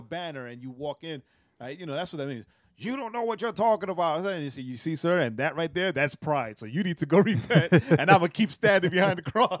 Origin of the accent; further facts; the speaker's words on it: New York, United States; In Rehoboth, the church I grew up in New York, Rehoboth